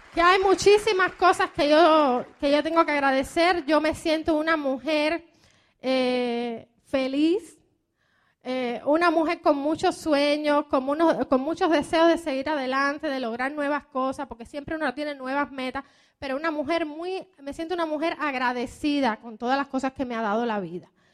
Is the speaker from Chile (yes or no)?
no; Cuba; moved away as an adult; also born or lived in Miami, United States; now in United States; como buena cubana